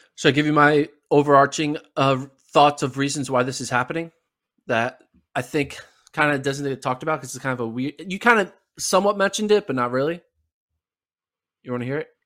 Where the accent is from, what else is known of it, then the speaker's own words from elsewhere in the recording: United States; as an American